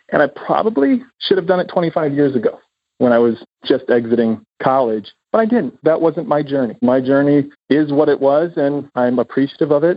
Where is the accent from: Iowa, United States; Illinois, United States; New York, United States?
Iowa, United States; moved away; also born or lived in Los Angeles; I was a boy from Iowa with a dream